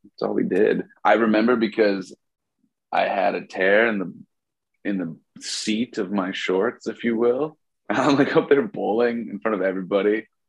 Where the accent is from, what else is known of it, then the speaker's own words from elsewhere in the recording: Michigan, United States; now in Los Angeles, United States; I am also from Michigan, woo, like everybody else. And I live in LA now as an artist.